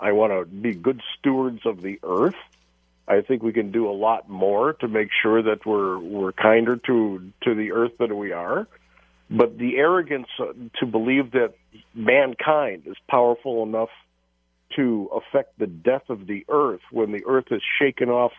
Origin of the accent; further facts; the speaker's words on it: Chicago, Illinois, United States; who I grew up with here in Chicago